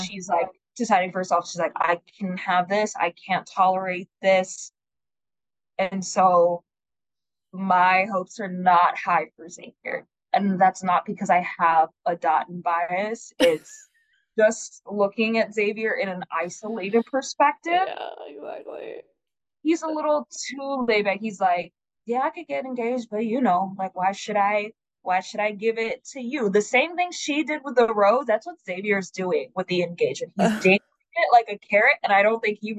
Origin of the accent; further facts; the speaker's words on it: Tanzania; now in United States; I'm from Tanzania